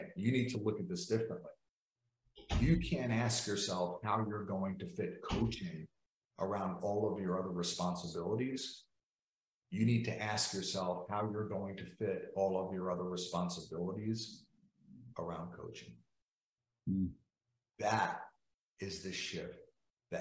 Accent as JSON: {"language": "English", "region": "New York", "country": "United States", "said": "I'm from New York."}